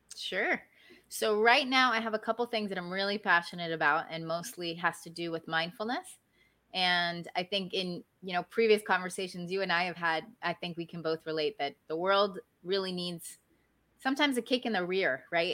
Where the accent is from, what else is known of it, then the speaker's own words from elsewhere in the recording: Maryland, United States; now in South Florida, United States; I grew up in Maryland, which is where I was born and raised